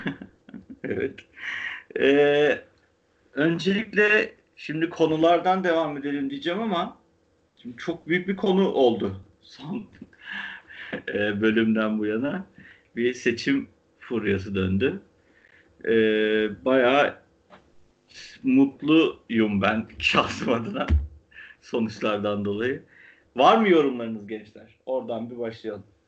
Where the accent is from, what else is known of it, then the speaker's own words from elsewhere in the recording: Ardahan, Turkey; also born or lived in Kars; ben Ardahanlıyım